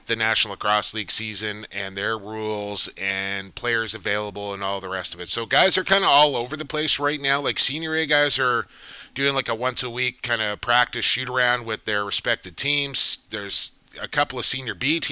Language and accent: English; Coquitlam, British Columbia, Canada; I get to call a lacrosse game tonight from my hometown, the Palace on Poirier